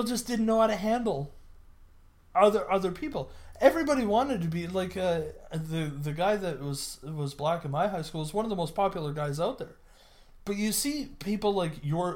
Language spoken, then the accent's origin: English; Canada; being a Canadian small town